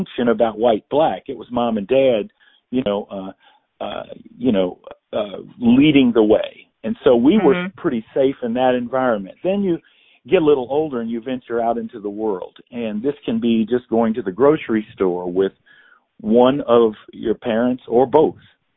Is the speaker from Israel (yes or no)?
no; Indianapolis, Indiana, United States; I was born in Indianapolis, Indiana